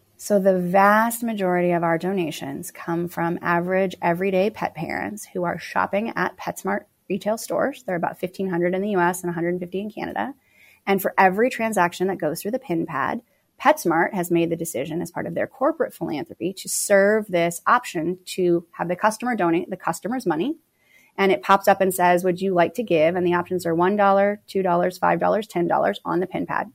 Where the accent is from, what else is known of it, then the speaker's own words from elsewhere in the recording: Phoenix, Arizona, United States; moved away as an adult; also born or lived in Los Angeles; Phoenix is my hometown